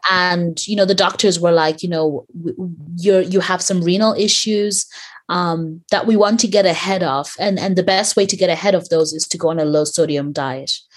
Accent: Ireland; growing up in Ireland

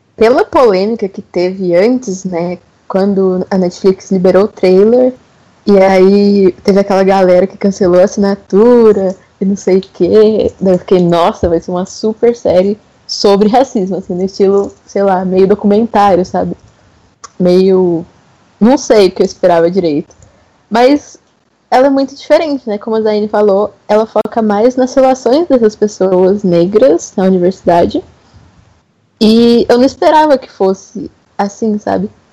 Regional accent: São Paulo, Brazil; now in Minas Gerais, Brazil; Eu sou de São Paulo, mas moro em Minas Gerais atualmente

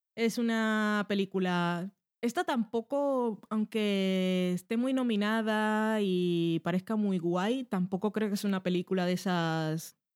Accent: Barranquilla, Atlántico, Colombia; moved away

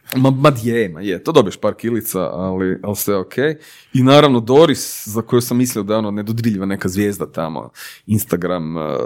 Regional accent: Zagreb, City of Zagreb, Croatia; ja sam rođen kraj placa u Branimirove

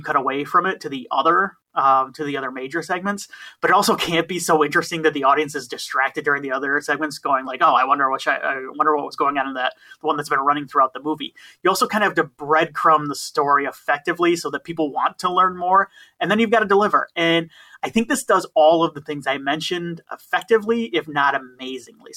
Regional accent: Michigan, United States; I'm from Michigan

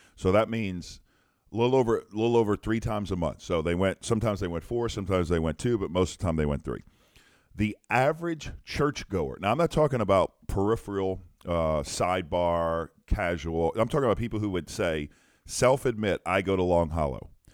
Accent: Louisiana, United States; I'm from Louisiana.

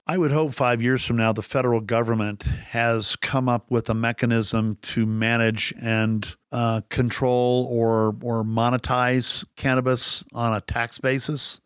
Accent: Texas, United States; I grew up in Texas

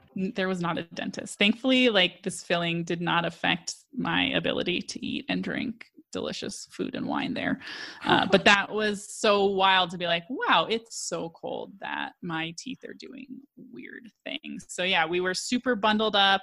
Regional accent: Colorado, United States; I'm from Colorado

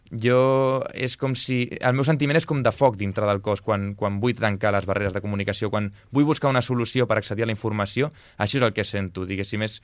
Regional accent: Sort, Catalonia, Spain; born there; first language sign language; Catalan is a second language; jo vaig néixer a Sort, com has comentat

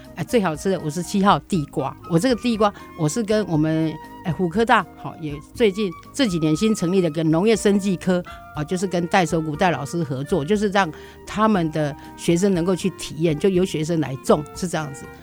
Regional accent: Taiwan; also born or lived in Yunlin; 我能够生在台湾，长在台湾，而且活在台湾

